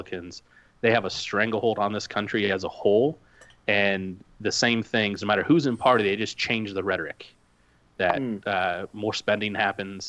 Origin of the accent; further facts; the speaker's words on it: Indiana, United States; I come from the great state of Indiana here in the United States in the Midwest